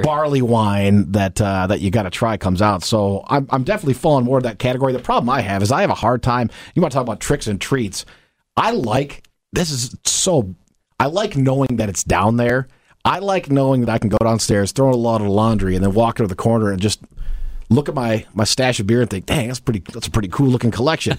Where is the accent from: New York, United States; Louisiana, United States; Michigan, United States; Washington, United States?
Michigan, United States; I was born and raised in Michigan